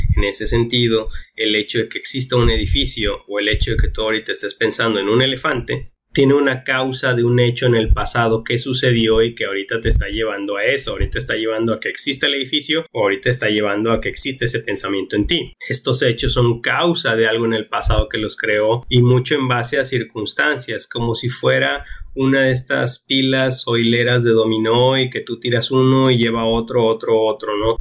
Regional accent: Mexico; nosotros como mexicanos estamos aquí

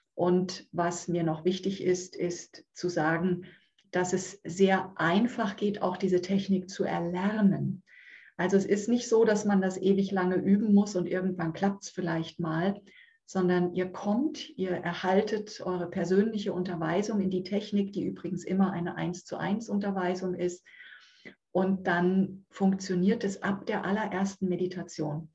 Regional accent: Münchhausen, Hesse, Germany; ich wohne in dem kleinen, wunderschönen Örtchen Münchhausen im Kreis Marburg-Biedenkopf. Da bin ich zu Hause.

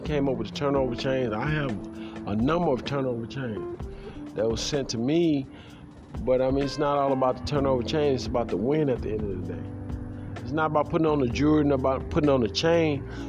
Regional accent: Houston, Texas, United States; I am from Houston, Texas.

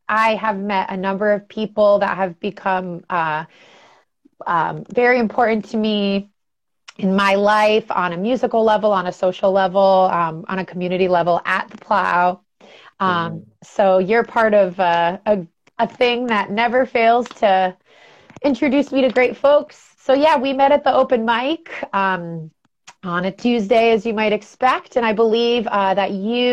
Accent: Albany, New York, United States; moved away as an adult; also born or lived in Los Angeles, United States; now in San Francisco Bay Area, United States; I grew up in Albany, New York.

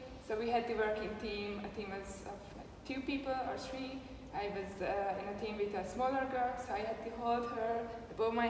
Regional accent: Hungary; moved away; About myself, so I'm from Hungary. I was a CrossFit coach there for 3 years

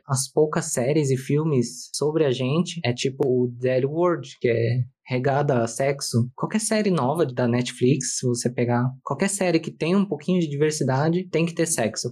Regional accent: São Paulo, Brazil; eu sou de São Paulo, capital

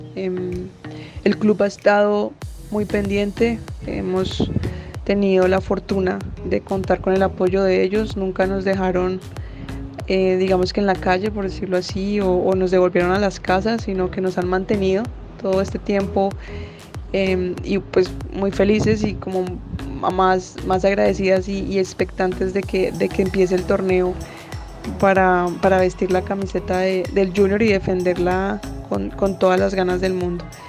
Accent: Bogotá, Colombia; also born or lived in Villanueva; pues yo nací en Villanueva, pero me crié en, en Bogotá.

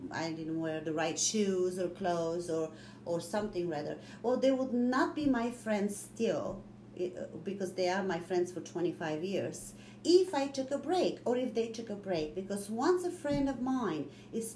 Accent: Bulgaria; now in United States; I am from Bulgaria

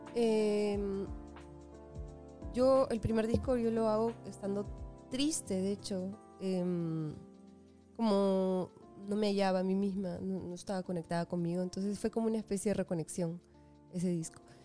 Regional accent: Lima, Peru; crecí en Lima

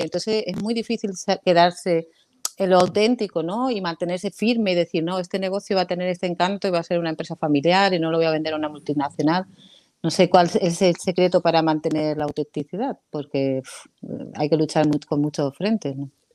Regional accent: Canary Islands, Spain; moved away as an adult; also born or lived in Málaga; Yo me crié en Canarias y cuando llegué a Málaga

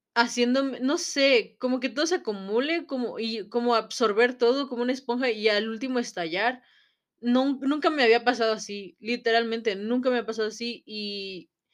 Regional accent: Mexico; en nuestra sociedad como mexicanos

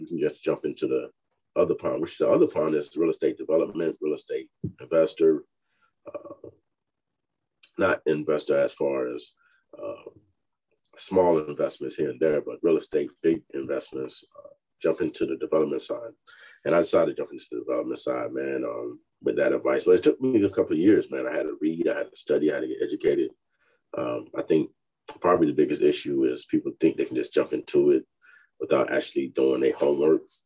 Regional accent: Fayetteville, North Carolina, United States; moved away as an adult; now in Texas, United States; I'm from Fayetteville, North Carolina, uh, born and raised

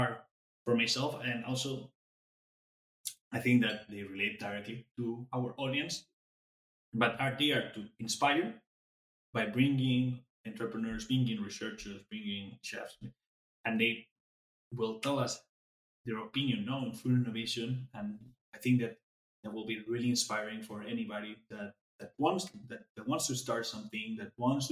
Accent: Alicante, Valencian Community, Spain; English is a second language; now in Netherlands; I'm from Spain, from Alicante, from the area where paella is made

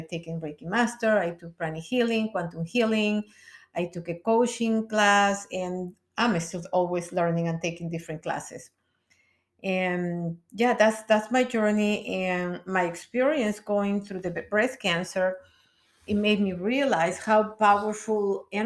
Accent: Peru; moved away as an adult; now in United States; I come from Peru

